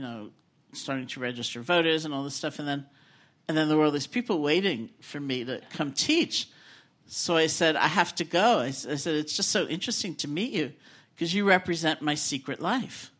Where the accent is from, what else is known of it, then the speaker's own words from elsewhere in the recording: New York City, New York, United States; I grew up in New York City